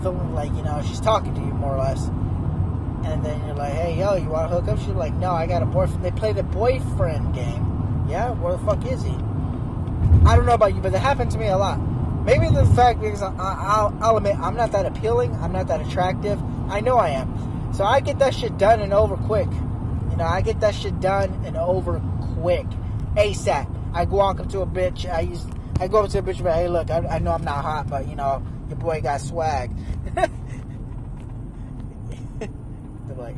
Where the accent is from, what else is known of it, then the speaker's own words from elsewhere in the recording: near Scottsdale, Arizona, United States; I grew up somewhat near Scottsdale